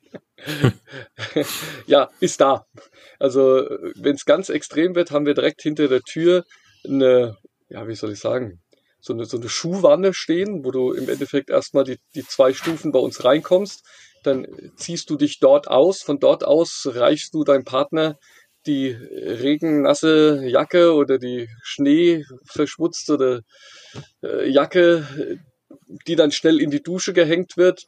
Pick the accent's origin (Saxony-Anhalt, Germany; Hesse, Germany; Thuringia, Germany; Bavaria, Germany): Hesse, Germany; near Frankfurt; ich komme hier aus der Nähe von Frankfurt